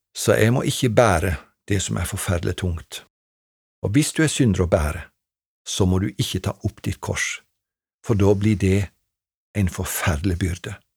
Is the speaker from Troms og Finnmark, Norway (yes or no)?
no; Treungen, Telemark, Norway; på ungdomskveldene hjemme i Treungen da jeg vokste opp